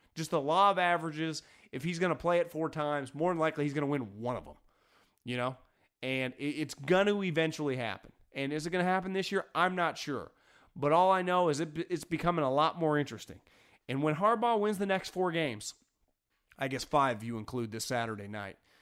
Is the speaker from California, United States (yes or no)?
yes; Northern California, United States; I grew up in Northern California